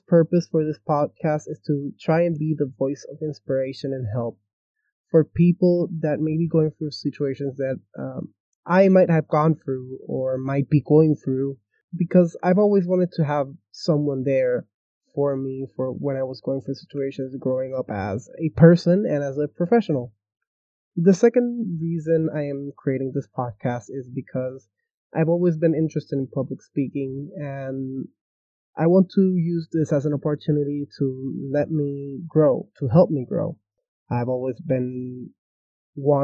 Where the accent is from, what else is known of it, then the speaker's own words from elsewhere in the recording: Puerto Rico; I am from Puerto Rico